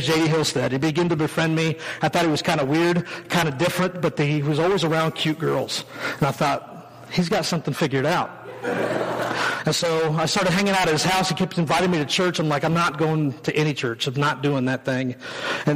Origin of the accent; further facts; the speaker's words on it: western Kansas, United States; I grew up in western Kansas, like tumbleweed land. That's where I grew up